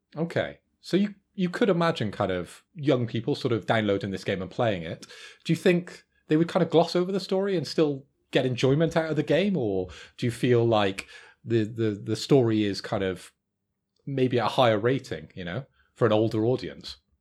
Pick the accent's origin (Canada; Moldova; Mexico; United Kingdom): United Kingdom; Bristol, South West England; I am from Bristol